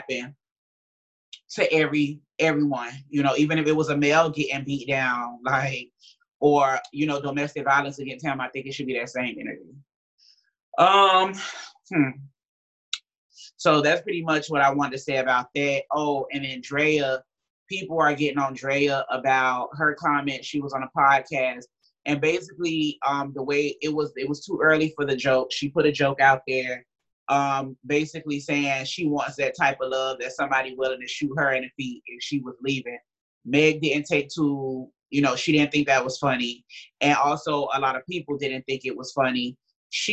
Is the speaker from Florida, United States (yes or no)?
yes; Miami, Florida, United States; I'm from Miami